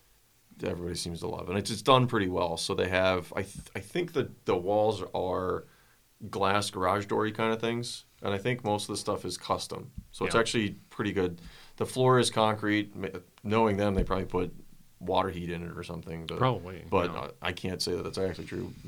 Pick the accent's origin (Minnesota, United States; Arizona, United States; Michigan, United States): Minnesota, United States; now in Colorado, United States; I grew up in Minnesota